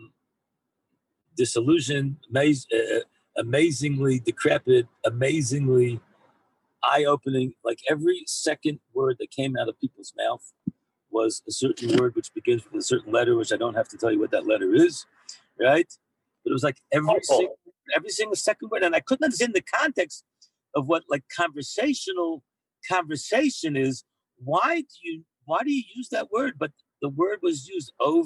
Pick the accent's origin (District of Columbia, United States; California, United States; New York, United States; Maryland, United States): Maryland, United States; now in Israel; I'm from Maryland